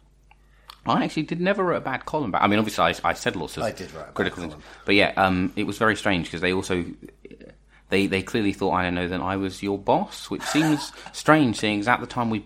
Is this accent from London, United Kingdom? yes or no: yes; London, United Kingdom; I'm from East London